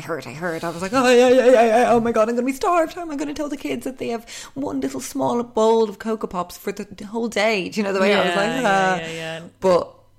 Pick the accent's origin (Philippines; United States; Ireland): Ireland; Portmarnock, Leinster; I'm from Portmarnock and that's my Lidl.